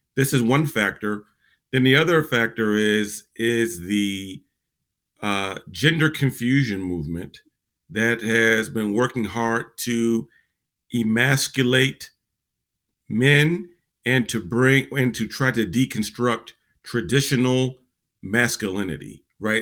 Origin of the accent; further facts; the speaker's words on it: Virginia, United States; people in my generation growing up in Virginia